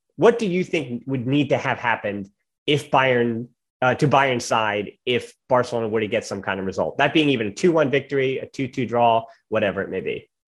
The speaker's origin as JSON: {"language": "English", "country": "United States", "said": "as an American"}